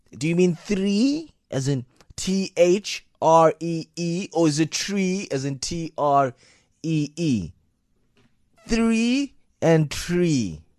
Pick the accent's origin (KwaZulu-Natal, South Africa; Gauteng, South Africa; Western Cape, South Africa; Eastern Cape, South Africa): Eastern Cape, South Africa; first language Xhosa; English is a second language; I'm Xhosa, right? I'm Xhosa from the Eastern Cape, and English is not my home language. I never spoke English at home